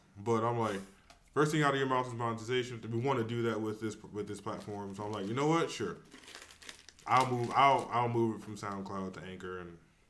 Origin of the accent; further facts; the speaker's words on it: California, United States; now in Charlotte, United States; I'm not from Charlotte, right? Mm-hmm. I'm from California.